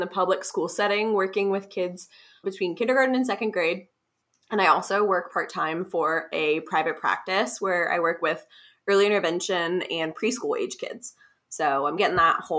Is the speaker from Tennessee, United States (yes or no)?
no; Columbus, Ohio, United States; also born or lived in Kentucky; now in Cincinnati, United States; I grew up in Columbus, and then I went to the University of Kentucky for my undergrad